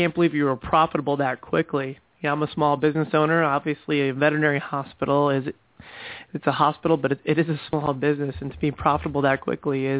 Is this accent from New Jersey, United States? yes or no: yes; New Jersey, United States; now in Brevard County, Florida, United States; I'm originally from New Jersey